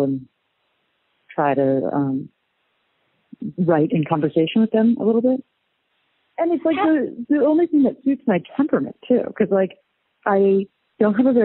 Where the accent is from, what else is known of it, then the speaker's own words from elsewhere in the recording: San Francisco, California, United States; I'm a local kid. I grew up in San Francisco.